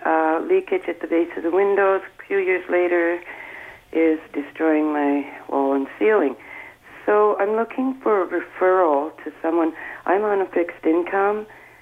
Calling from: Barrie, Ontario, Canada; Hi, Adam. I'm from Barrie.

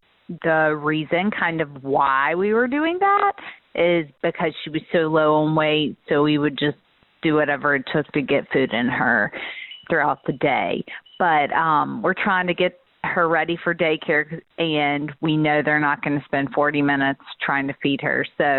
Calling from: Charleston, South Carolina, United States; I'm from Charleston, South Carolina

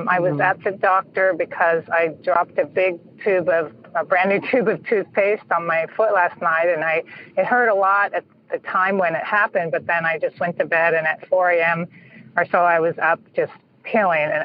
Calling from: San Francisco Bay Area, California, United States; calling from the San Francisco Bay Area

